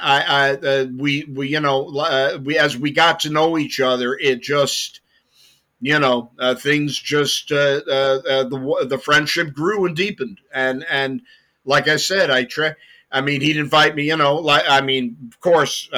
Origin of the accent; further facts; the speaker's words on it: London, United Kingdom; moved away; I was born in London, 1958.